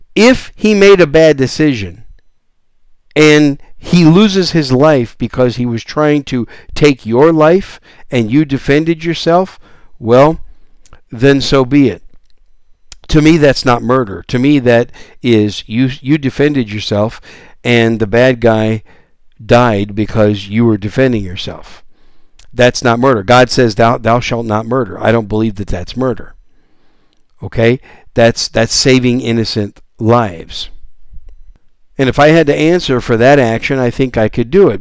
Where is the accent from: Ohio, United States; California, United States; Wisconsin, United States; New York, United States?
Wisconsin, United States; moved away as an adult; also born or lived in Arizona / Oklahoma / Texas; I'm a Cheesehead Packer fan from Wisconsin. That's where I was raised